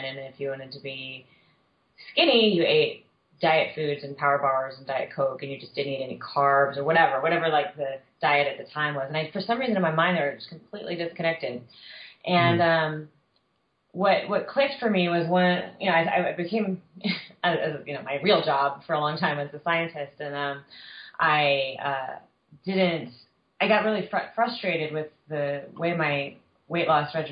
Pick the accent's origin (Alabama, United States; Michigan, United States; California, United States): California, United States; Southern; I was a kid, and I was growing up in Southern California.